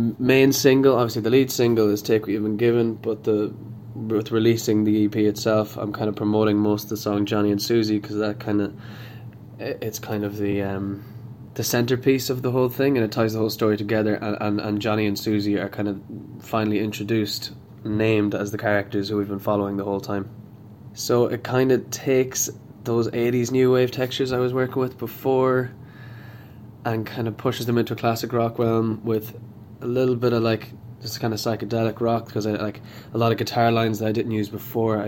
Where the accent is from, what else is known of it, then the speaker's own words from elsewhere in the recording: Sligo, Connacht, Ireland; I am an artist from Sligo